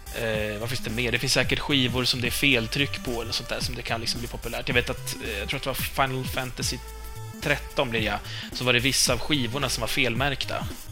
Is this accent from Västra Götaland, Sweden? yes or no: no; Stockholm, Stockholm County, Sweden; accent: Stockholm Swedish (a little); Vi är inte stockholmska, eller jag är väl kanske lite